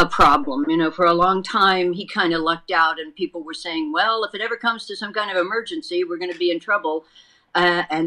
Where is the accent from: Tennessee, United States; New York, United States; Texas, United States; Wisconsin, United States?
Texas, United States; now in California, United States; my home state of Texas